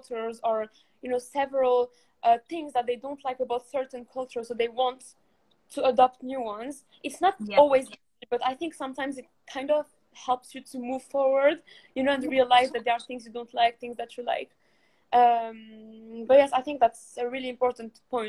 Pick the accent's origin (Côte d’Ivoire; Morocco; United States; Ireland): Morocco; moved away as an adult; now in England; when I arrived in England in 2016, because I'm from Morocco.